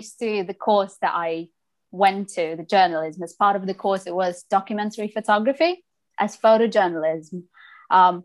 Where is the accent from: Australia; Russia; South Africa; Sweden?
Russia; English is a second language; moved away as an adult; also born or lived in Prague, Czech Republic; now in United Kingdom; it's my home country